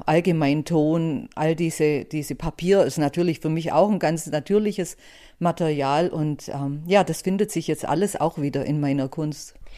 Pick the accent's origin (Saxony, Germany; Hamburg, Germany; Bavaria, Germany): Bavaria, Germany; Buxheim; Ich bin im Allgäu aufgewachsen, in Buxheim, an, direkt an der Iller